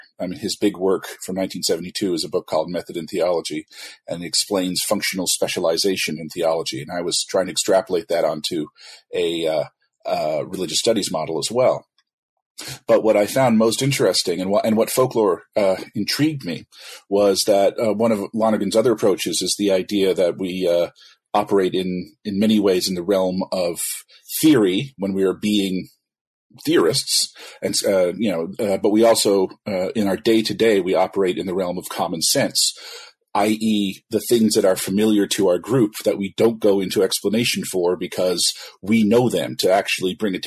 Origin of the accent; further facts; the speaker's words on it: Ottawa, Ontario, Canada; I'm Canadian. I was born in Ottawa